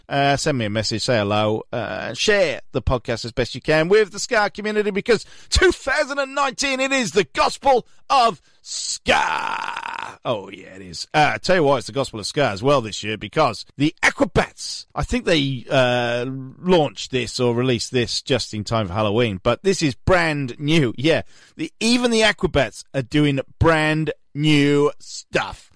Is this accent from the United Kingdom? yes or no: yes; Newport, Wales, United Kingdom; I'm from Newport